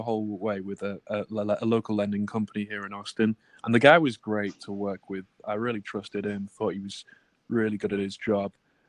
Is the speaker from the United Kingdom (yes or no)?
yes; England, United Kingdom; now in United States; I didn't qualify because I'm English and I'm on an E2 visa. I don't have a green card here.